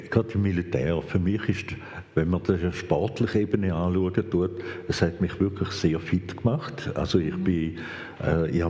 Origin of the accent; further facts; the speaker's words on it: Vienna, Austria; born there; ich bin Hochdeutsch aufgewachsen, weil ich bin selber in Wien geboren, meine Eltern selber kommen aus Wien